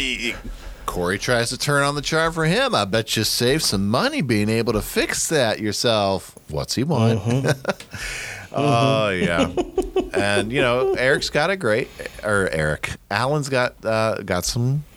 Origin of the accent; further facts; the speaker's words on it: Ohio, United States; I grew up in Ohio in the 90s.